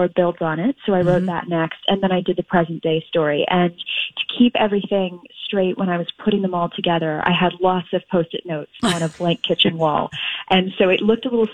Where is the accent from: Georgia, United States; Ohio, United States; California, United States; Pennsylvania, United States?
California, United States; Los Angeles; now in London, United Kingdom; I grew up in Los Angeles, but I've been very lucky and been able to move over here, as did the rest of the family